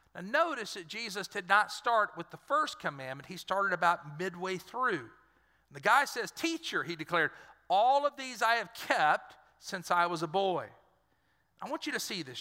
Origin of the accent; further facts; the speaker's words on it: Dry Prong, Louisiana, United States; I lived, I grew up in Dry Prong